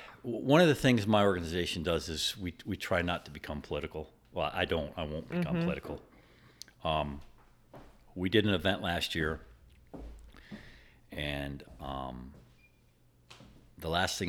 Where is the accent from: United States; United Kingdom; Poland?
United States; Ohio; also born or lived in Michigan; That's what brought us to Pennsylvania. I'm from Ohio and Michigan, a bunch of other states.